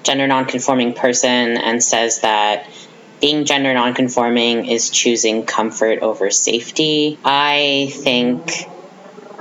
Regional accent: Riverview, New Brunswick, Canada; moved away as an adult; now in Fredericton, Canada; I come from Riverview, which is a small conservative town in the Moncton area, and I was one of like three openly queer and trans people in my high school

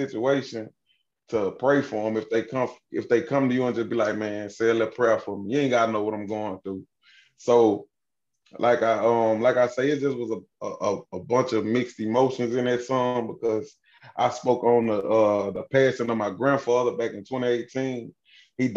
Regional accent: Kentwood, Louisiana, United States; I'm from Kentwood, Louisiana. Little small city, across the tracks, man, across the river, bro.

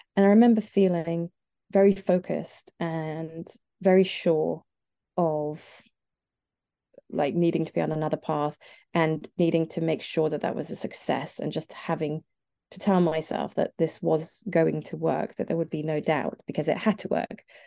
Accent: near Nottingham, East Midlands, United Kingdom; I grew up here in the sort of, uh, near, near Nottingham.

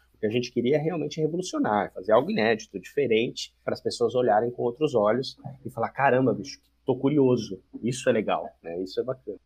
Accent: Campinas, São Paulo, Brazil; eu sou de Campinas

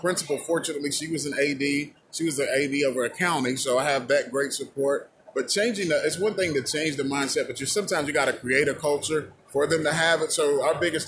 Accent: West Virginia, United States; now in Charlotte, United States; I'm originally from West Virginia.

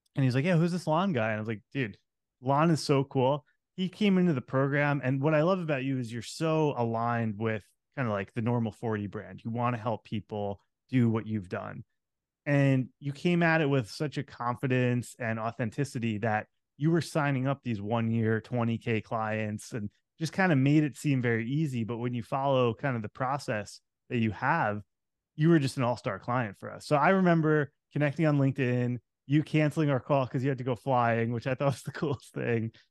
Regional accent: Long Island, New York, United States; moved away as an adult; also born or lived in Manhattan / Brooklyn; now in Southern California, United States; I grew up on Long Island

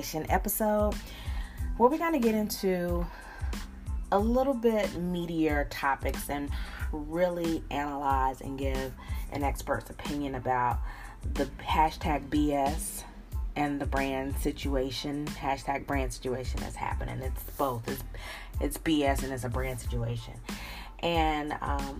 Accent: Charlotte, North Carolina, United States; now in Atlanta, United States; I live in Coke country, but I'm from Charlotte, North Carolina

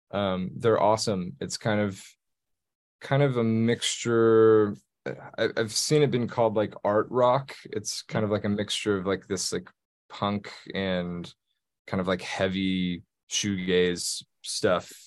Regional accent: Texas, United States; moved away as an adult; being from Texas, growing up in Texas.

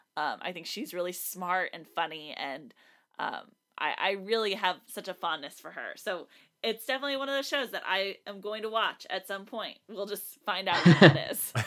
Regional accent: South Texas, United States; I, growing up in South Texas

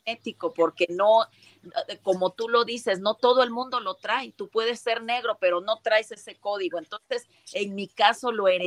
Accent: Acapulco, Guerrero, Mexico; Acapulco Guerrero, sin embargo, mucha gente, bueno, ahora ya digo con orgullo que estamos reconocidos la raza afroamericana en México

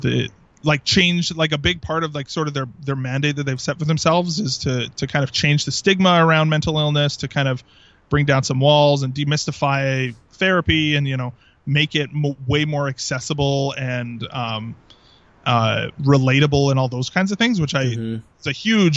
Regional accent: Southern Alberta, Canada; first language English; I grew up in Southern Alberta

